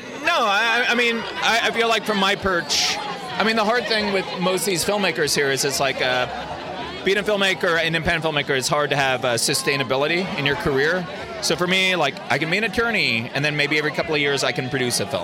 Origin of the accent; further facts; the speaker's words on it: San Francisco, California, United States; I grew up in the Bay Area in San Francisco